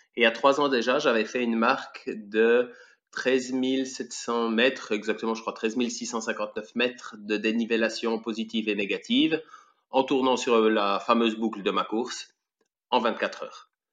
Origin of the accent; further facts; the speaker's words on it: Switzerland; je suis suisse, j'ai 41 ans